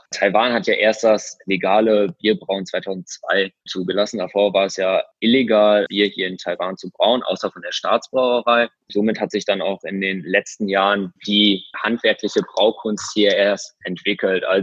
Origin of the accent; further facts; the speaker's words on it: Oelde, North Rhine-Westphalia, Germany; Ich komme ja ursprünglich aus Oelde.